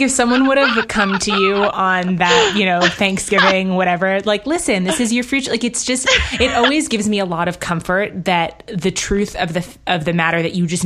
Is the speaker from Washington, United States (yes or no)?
no; New York, United States; also born or lived in London, United Kingdom; And I grew up in New York, actually, and in London. And so was in big cities